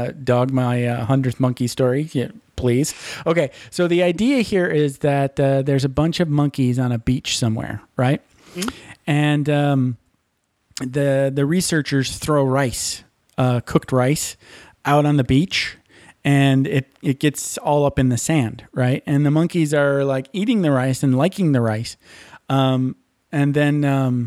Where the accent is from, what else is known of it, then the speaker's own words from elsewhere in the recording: Michigan, United States; I'm from Michigan.